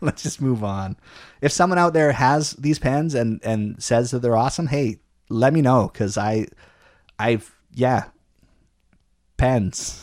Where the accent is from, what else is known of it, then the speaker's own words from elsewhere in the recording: Canada; as a Canadian